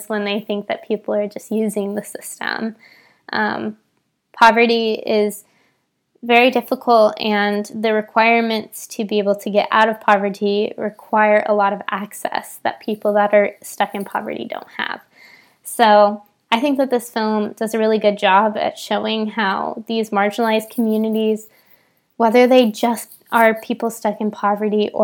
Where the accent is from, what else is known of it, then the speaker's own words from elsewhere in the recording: San Bernardino, California, United States; I grew up in San Bernardino, California, which is a very low-income area.